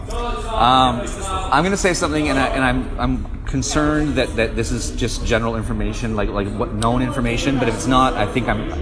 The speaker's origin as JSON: {"language": "English", "town": "Victoria", "region": "British Columbia", "country": "Canada", "tie": "born or raised there", "said": "I'm from Victoria, which is like the as West Coast Canada as you can get."}